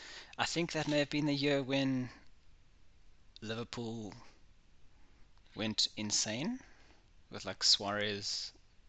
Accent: South Africa; I am obviously from South Africa. I don't sound very South African sometimes, but I do try when I have to.

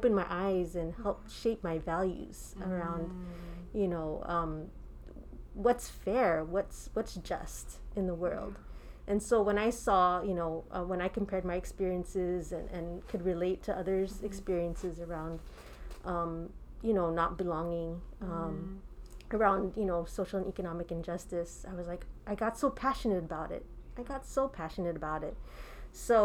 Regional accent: New Jersey, United States; also born or lived in New York City; I was born and raised in New Jersey

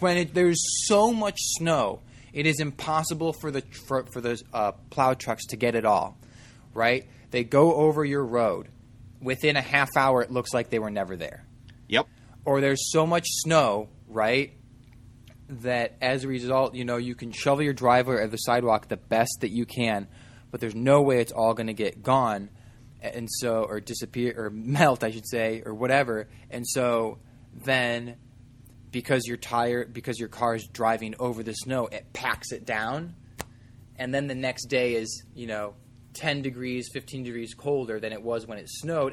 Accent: Midwest, United States; moved away; growing up in the Midwest

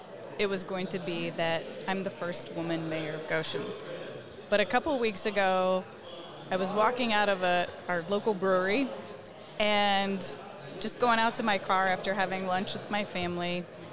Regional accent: Bolivia; born there; my dad and mom served as volunteer teachers in Bolivia, and that happens to be where I was born. So I'm American born abroad, but because I was born there, I actually have a Bolivian and American birth certificate.

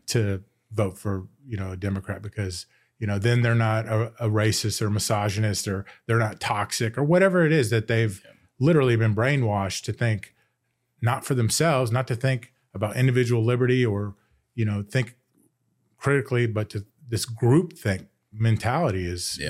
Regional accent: United States; I grew up in Montgomery County and I went to a pretty good school system

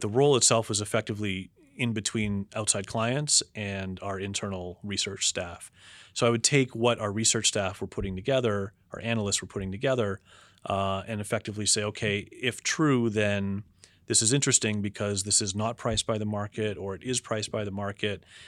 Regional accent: Toronto, Ontario, Canada; moved away as an adult; also born or lived in United States; now in Toronto, Canada; I grew up in Toronto

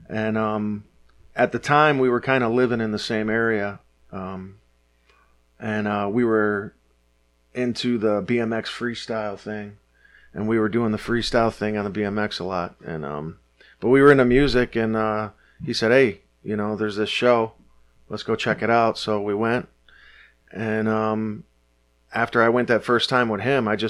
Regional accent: Detroit, Michigan, United States; But I grew up in Detroit. I grew up at 6 Mile

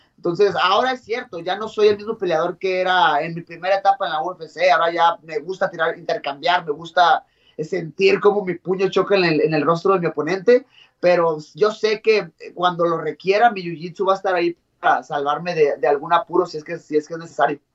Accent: Mexico; yo como mexicano

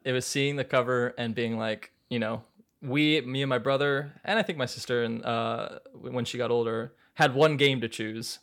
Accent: Maryland, United States; moved away as an adult; also born or lived in New York; I grew up in Maryland, but I went to Fordham, which is a college in New York in the Bronx

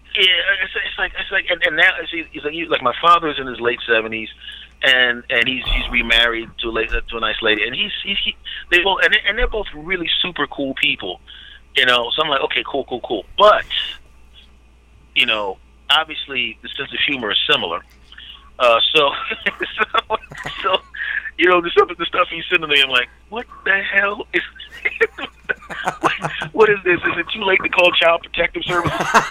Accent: Philadelphia, Pennsylvania, United States; moved away; my hometown of Philadelphia

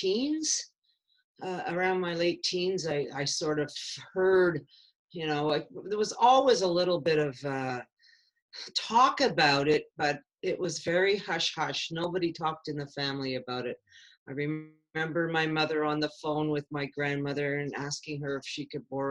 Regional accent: Chambly, Quebec, Canada; I grew up in a small town. It wasn't a city, a small town called Chambly, south side of Montreal.

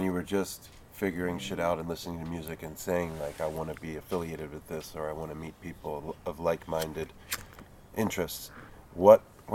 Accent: New Jersey, United States; also born or lived in Philadelphia; I grew up in South Jersey and spent most of my 20s in Philly

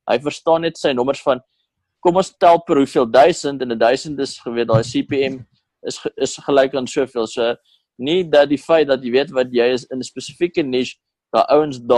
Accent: South Africa; tensy ons Amerikaanse audience trek as Suid-Afrikaners

